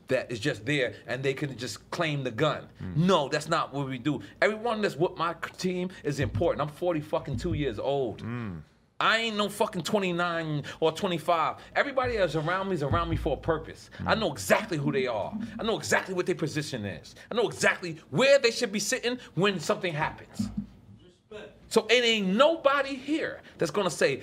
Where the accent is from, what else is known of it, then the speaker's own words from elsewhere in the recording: New York City, New York, United States; moved away as an adult; also born or lived in Miami; I'm from 97-3057 Avenue, apartment 5E, Corona, New York, 11368, 5E.